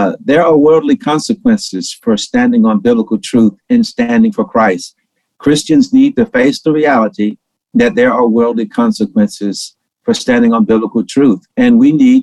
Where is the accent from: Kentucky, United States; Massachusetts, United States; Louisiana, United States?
Louisiana, United States; Shreveport; moved away; also born or lived in Atlanta; when I was a little bitty boy growing up in Shreveport, Louisiana